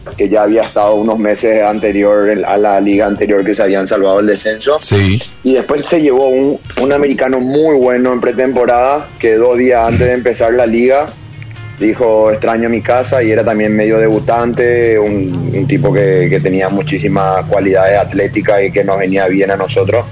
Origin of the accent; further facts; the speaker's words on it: Paraguay; moved away; yo era paraguayo, yo soy paraguayo